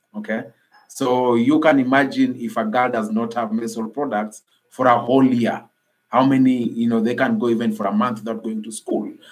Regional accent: Nairobi, Kenya; i am from nairobi kenya I grew, I grew up in an informal settlement in Nairobi called uh, Kibera Slum

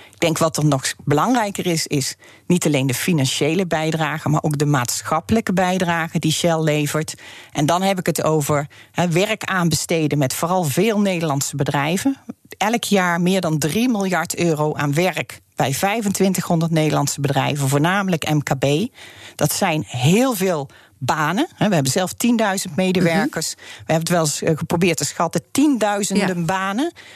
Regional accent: Netherlands; wij als Nederlanders

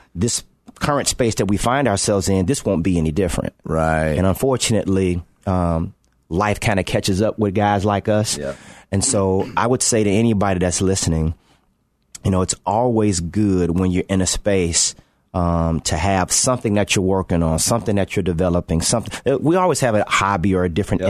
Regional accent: Chicago, Illinois, United States; grow up in Chicago, uh, uh, play for my hometown team

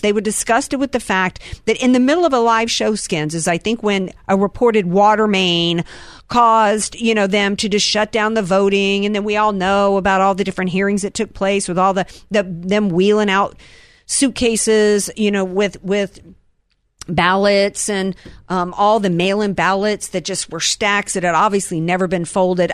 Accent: the South, United States; I'm from the South

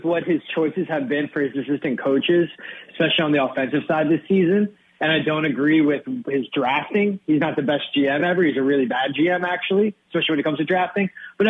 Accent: Wayne, New Jersey, United States; my hometown of Wayne, New Jersey. I grew up on a lake

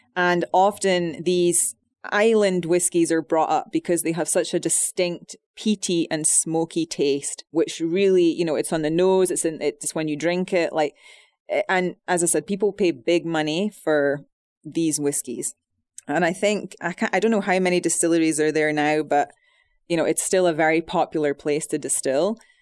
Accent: Scotland, United Kingdom; moved away

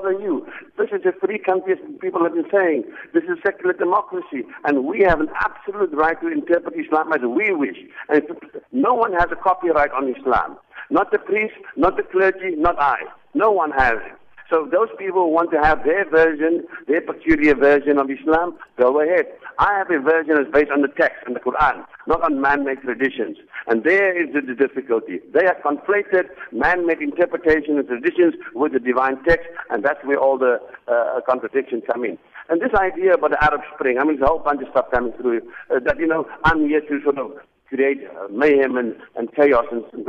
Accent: South Africa; moved away; I'm a proud South African. I've come to my hometown where I was born. This mosque actually is within 1 kilometer where I was born.

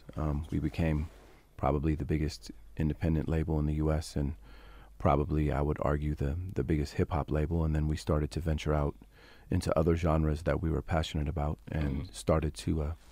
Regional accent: San Francisco, California, United States; I'm from San Francisco, so we were the epicenter of change.

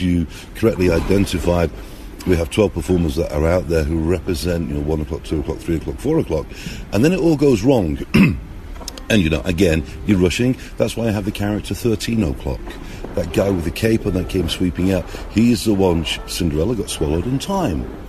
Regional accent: Manchester, North West England, United Kingdom; now in Russia; I'm born in the UK, you can hear by my accent, you know, I'm from Manchester, but I live over in Russia now

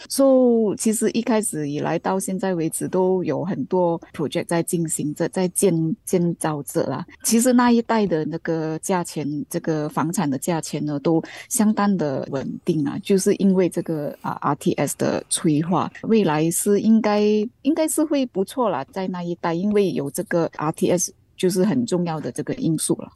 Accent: Malaysia; 我们马来西亚人的 income 这个收入

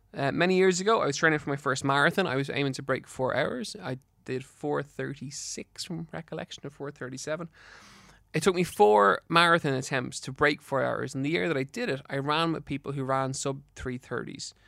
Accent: Ireland; in Ireland

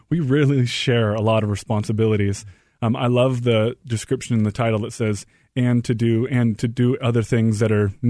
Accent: Portland, Oregon, United States; moved away as an adult; also born or lived in Washington, D.C.; I'm from Portland, Oregon

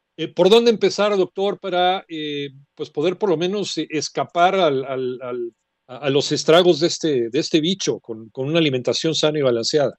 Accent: Mexico; somos los mexicanos

